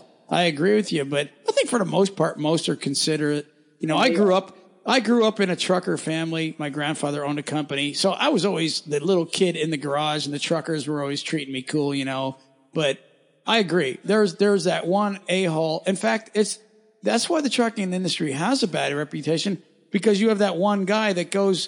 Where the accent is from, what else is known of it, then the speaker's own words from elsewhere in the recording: Pennsylvania, United States; moved away; I'm from Pennsylvania originally